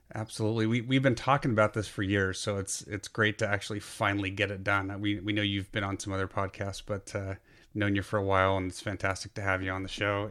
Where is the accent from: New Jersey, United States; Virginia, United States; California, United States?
California, United States; Burlingame; I spent a lot of my childhood in downtown Burlingame